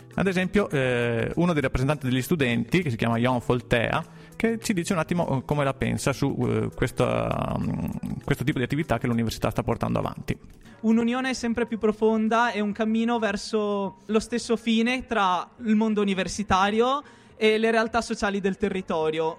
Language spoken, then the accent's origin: Italian; Iraq; Italian is a second language; moved away as an adult; now in Trentino, Italy; vengo dall'Iraq, eh, sono turcmano, sono qui da quasi più di un anno